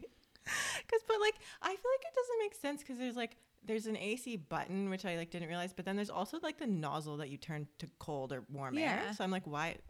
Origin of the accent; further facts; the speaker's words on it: Toronto, Ontario, Canada; moved away as an adult; now in Australia; we are two Canadian sisters who grew up in Toronto and moved across the world to live our dream lives on the beach in Australia